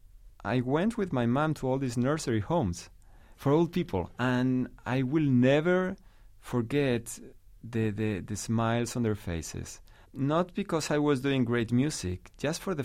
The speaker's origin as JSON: {"language": "English", "region": "La Rioja", "country": "Spain", "tie": "born or raised there", "second_language": "English", "moved": "as an adult", "lives_now": "New York City, United States", "said": "I'm from Rioja, a part in the middle north of Spain, and I grew up listening to this music"}